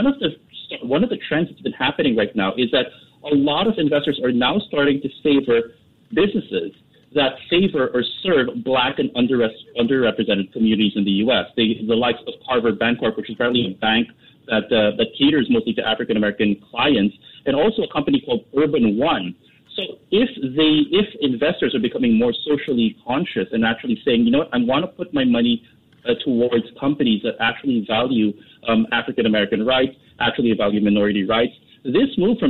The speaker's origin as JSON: {"language": "English", "town": "Manila", "region": "Metro Manila", "country": "Philippines", "tie": "born or raised there", "said": "when I was growing up in Manila"}